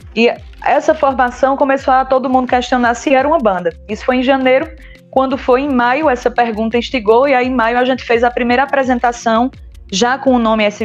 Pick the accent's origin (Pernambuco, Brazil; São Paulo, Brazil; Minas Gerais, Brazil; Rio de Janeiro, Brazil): Pernambuco, Brazil; São José do Egito; Eu sou de São José do Egito